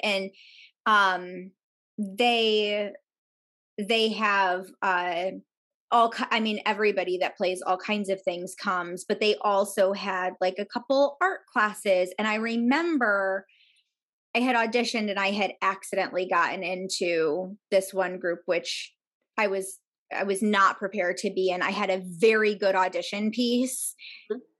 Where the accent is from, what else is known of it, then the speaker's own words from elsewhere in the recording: New York, United States; moved away as an adult; I grew up outside of New York